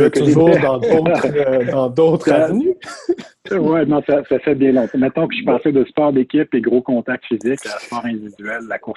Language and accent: French; Toronto, Ontario, Canada; born there; je suis né à Toronto. Euh, j'ai étudié aux États-Unis, donc j'emprunte beaucoup